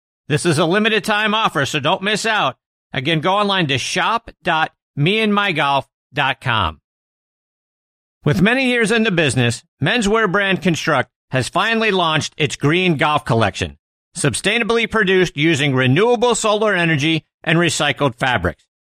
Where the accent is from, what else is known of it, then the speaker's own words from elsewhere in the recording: Pittsburgh, Pennsylvania, United States; my hometown of Pittsburgh